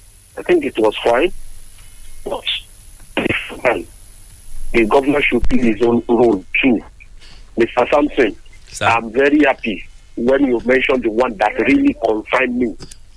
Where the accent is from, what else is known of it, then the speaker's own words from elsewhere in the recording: Ogun State, Nigeria; Sometimes I look like I regret that I'm from Ogun State.